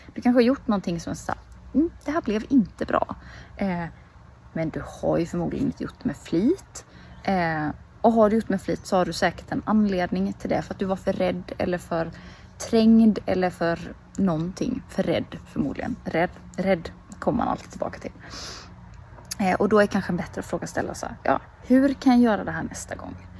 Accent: Småland, Sweden; moved away; sitter här hemma i Småland nu utanför eh, mina föräldrars

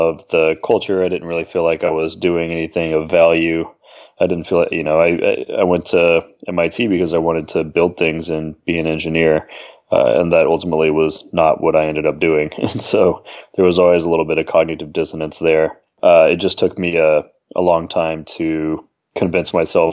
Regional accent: Atlanta, Georgia, United States; moved away as an adult; I grew up in Atlanta, actually, with my NerdWallet co-founder, Tim

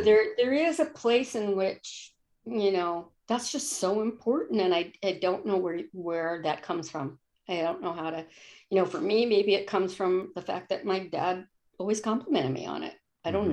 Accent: East Coast, United States; now in Olympia, United States; I'm from the East Coast, and when I would go back home once or twice a year

